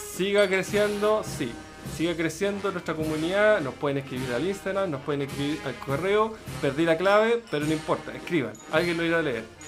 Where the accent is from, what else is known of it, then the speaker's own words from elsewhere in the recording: Chile; los chilenos